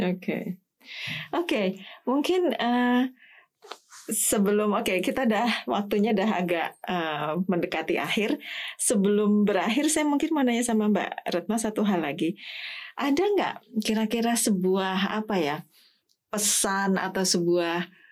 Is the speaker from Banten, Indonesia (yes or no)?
no; Semarang, Central Java, Indonesia; Saya dari Semarang